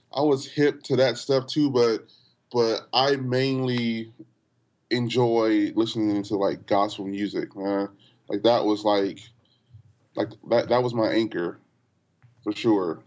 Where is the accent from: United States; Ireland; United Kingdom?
United States; Los Angeles, California; I grew up in L